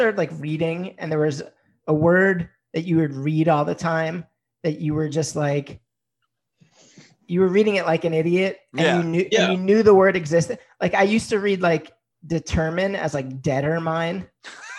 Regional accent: New York, United States; As a New Yorker

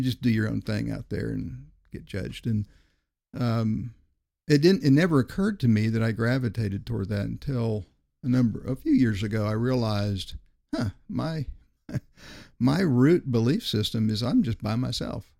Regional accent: Miami, Florida, United States; also born or lived in Greer, South Carolina; I grew up in Miami, Florida, graduated in nineteen seventy

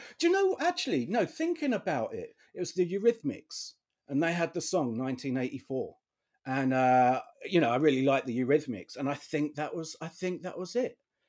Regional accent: United Kingdom; which I guess, you know, as another Brit, you would know.

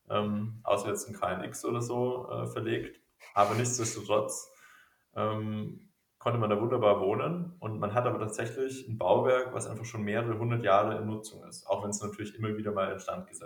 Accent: Regensburg, Bavaria, Germany; ich musste immer an meine Heimat denken, an Regensburg.

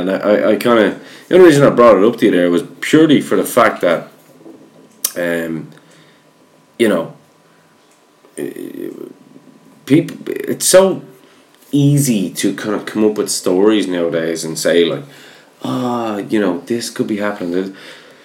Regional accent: Ireland; I'm Irish.

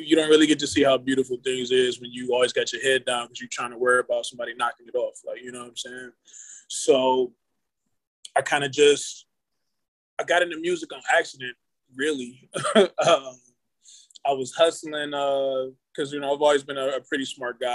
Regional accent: Cleveland, Ohio, United States; I'm from Cleveland, born and raised

